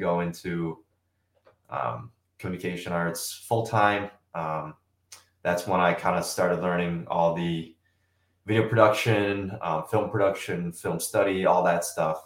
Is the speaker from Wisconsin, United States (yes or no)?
yes; Germantown, Wisconsin, United States; I grew up just outside Milwaukee from Germantown. So been in Wisconsin basically my entire life